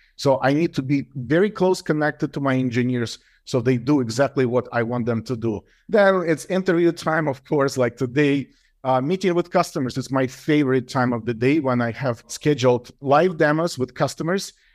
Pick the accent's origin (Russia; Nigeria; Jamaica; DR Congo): Russia; Moscow; moved away as an adult; now in United States; I was born in Moscow. It still was Soviet Union.